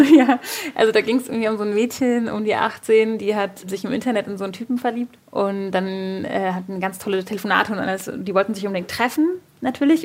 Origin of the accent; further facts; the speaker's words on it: Berlin, Germany; Ich bin in Berlin geboren